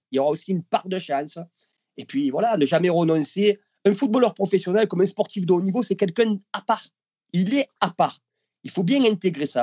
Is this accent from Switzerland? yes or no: no; Marseille, Provence-Alpes-Côte d'Azur, France; je suis Marseillais dans le sang